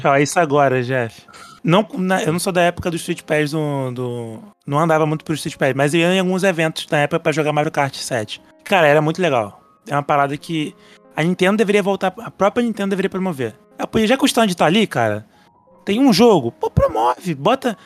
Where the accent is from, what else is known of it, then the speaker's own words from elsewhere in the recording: Rio de Janeiro, Brazil; só que eu sou do Rio